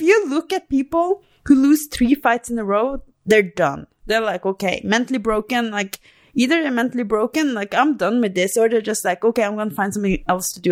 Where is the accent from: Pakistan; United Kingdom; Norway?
Norway; moved away as an adult; now in Albuquerque, United States; I'm from Norway